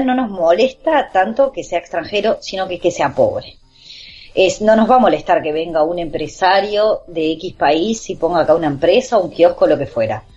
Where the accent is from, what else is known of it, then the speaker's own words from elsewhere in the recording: Uruguay; somos uruguayos